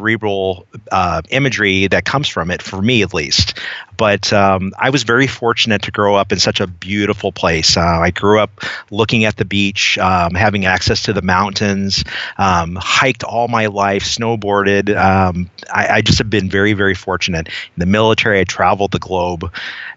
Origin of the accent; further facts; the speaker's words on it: Southern California, United States; I grew up in Southern California